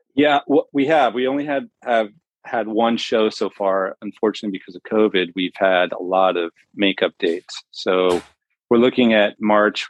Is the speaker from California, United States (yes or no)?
yes; San Diego, California, United States; now in Las Vegas, United States; I'm from San Diego.